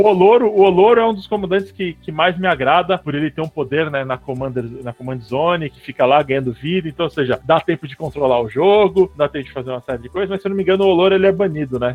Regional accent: São Paulo, Brazil; also born or lived in Rio de Janeiro; Eu nasci no Rio de Janeiro, mas fui criado em São Paulo. É, vim com dois anos para cá, para São Paulo.

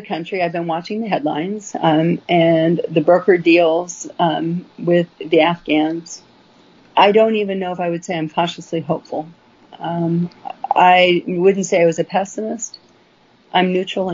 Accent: United States; as American people

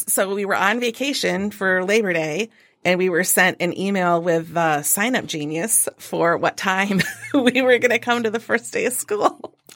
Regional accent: Carson City, Michigan, United States; also born or lived in Alma, Michigan; I grew up in Carson City, Michigan

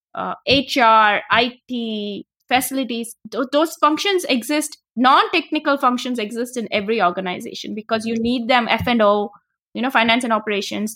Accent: India; moved away as an adult; now in United States; I'm originally from India. I came to the U, I studied physics in India, my bachelor's and master's is in physics. And I came to graduate school to the U S

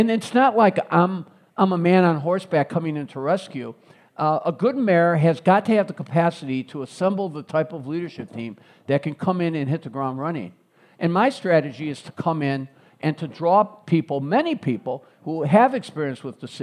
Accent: Chicago, Illinois, United States; also born or lived in Springfield; I grew up in Roseland. So I was born and raised in Roseland, the grandson of Greek-American immigrants

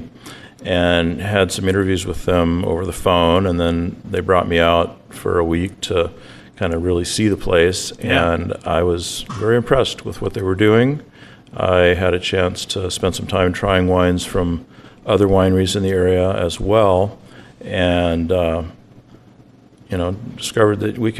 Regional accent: Oregon, United States; moved away as an adult; also born or lived in Walla Walla, Washington / Davis, California; now in Michigan, United States; I grew up in Oregon

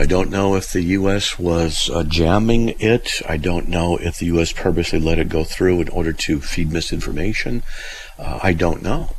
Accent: California, United States; I'm from Southern California, and there were certain areas you didn't go into because in one area it was, let's just say, the ghetto.

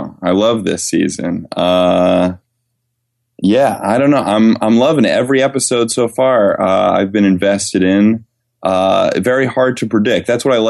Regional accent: New Jersey, United States; now in New York, United States; I'm originally from New Jersey.

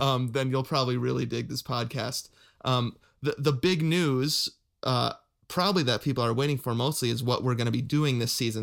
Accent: Wisconsin, United States; I'd say Wisconsin, 'cause I did a lot of my development, developmental years there

